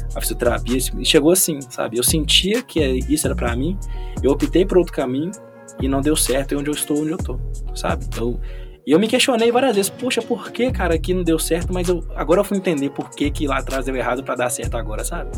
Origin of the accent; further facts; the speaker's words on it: Belo Horizonte, Minas Gerais, Brazil; eu participava de um projeto social lá no meu bairro, no Estrela d'Alva lá do lado do Morro do Cabrito